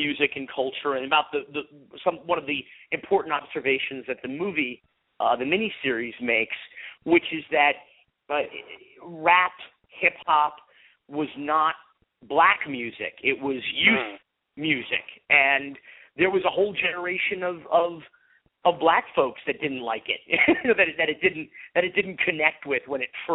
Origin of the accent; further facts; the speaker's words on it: North Miami Beach, Florida, United States; a white middle-class Jewish kid growing up in North Miami Beach